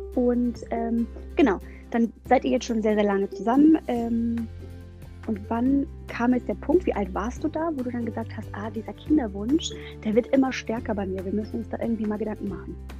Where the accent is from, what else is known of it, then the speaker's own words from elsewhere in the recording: Germany; bei uns in Deutschland